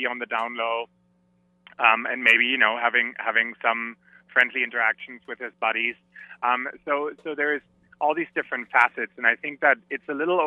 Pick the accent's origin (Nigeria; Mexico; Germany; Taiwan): Germany; moved away; I'm from Germany originally